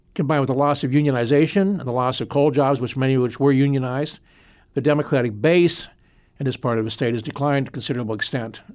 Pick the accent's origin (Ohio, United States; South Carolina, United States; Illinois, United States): Ohio, United States; Mahoning County; moved away; I am from Mahoning County originally